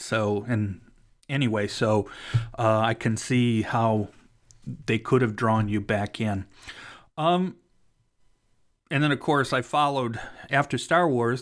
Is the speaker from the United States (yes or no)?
yes; Cleveland, Ohio, United States; moved away; I'm actually from Cleveland, so I was living in Cleveland still at the time